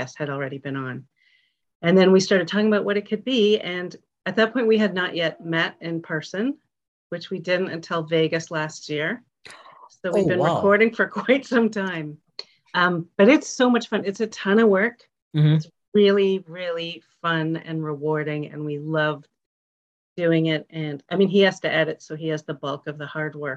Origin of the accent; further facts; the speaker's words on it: Toronto, Ontario, Canada; I grew up in Toronto